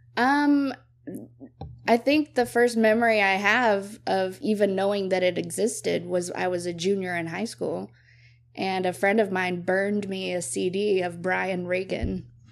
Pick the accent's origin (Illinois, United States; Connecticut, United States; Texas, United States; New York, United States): Texas, United States; Brownwood; now in Waco, United States; I grew up in Brownwood, Texas